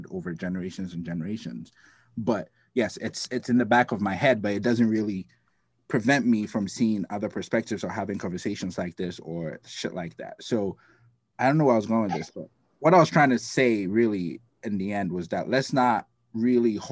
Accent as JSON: {"language": "English", "country": "Ghana", "tie": "born or raised there", "moved": "yes", "lives_now": "United States", "said": "I'm from Ghana. I grew up with Black people everywhere"}